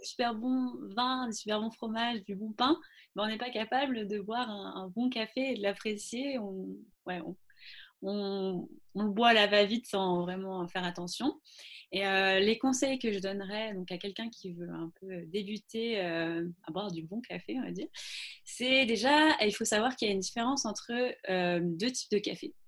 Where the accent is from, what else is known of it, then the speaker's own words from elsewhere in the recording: Brittany, France; moved away as an adult; also born or lived in London; now in Nantes, France; je suis bretonne d'origine